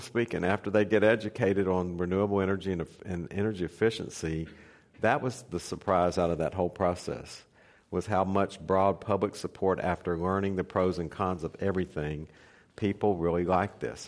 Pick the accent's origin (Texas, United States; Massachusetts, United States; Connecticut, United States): Texas, United States; near Beaumont; Beaumont, Texas, which is right up the street from my hometown